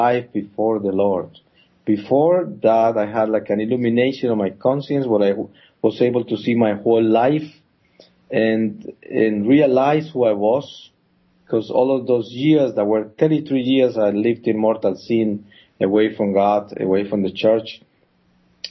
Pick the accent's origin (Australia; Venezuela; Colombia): Colombia; also born or lived in Bogota, Colombia; I come from Colombia. I was born up in the Andes Mountains, in a coffee growers town, in a Catholic family, and I grew up with all the Catholic teachings and traditions